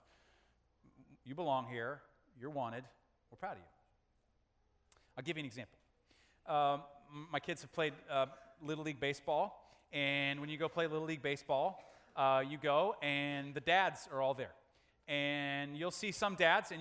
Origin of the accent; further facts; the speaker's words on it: United States; as American men